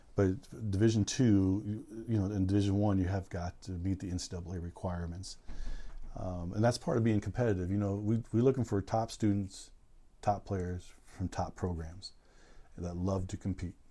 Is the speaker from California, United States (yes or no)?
yes; Southern California, United States; moved away as an adult; also born or lived in Central Valley, California; now in San Francisco Bay Area, United States; growing up in Southern California